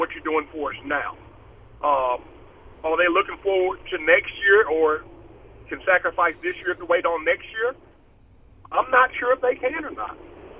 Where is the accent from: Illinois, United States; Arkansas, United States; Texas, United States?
Arkansas, United States; Blytheville; we're both from the same hometown. I'm from Blyville, Arkansas. I went to school at Gosnell, but I'm from Blyville